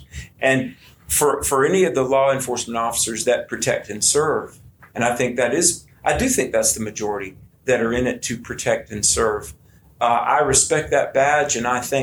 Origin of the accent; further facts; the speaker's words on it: United States; as an American